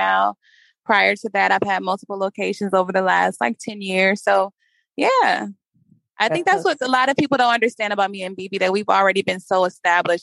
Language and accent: English; Bay Area, California, United States; I am originally born and raised in the Bay Area in California. I've been here forever.